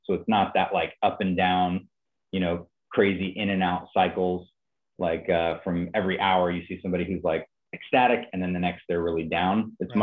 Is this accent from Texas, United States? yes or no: no; Napa, California, United States; moved away as an adult; now in Nashville, United States; I stayed in my hometown. I'm from Napa, California, and I just stayed there